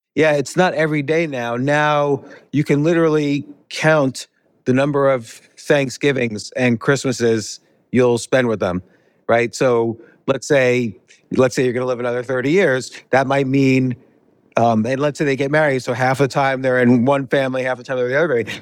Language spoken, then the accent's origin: English; United States; moved away as an adult; also born or lived in New York City / Key Biscayne, Florida; now in Georgia, United States; I grew up right outside of New York City.